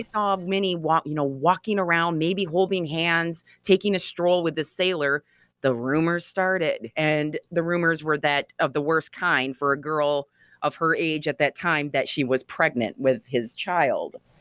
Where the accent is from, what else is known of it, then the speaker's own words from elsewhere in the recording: Grand Haven, Michigan, United States; growing up in Grand Haven, Michigan